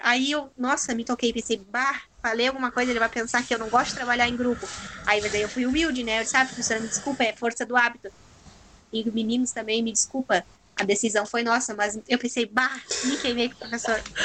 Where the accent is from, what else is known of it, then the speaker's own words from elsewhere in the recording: Turuçu, Rio Grande do Sul, Brazil; Eu sou de Turuçu, tenho 25 anos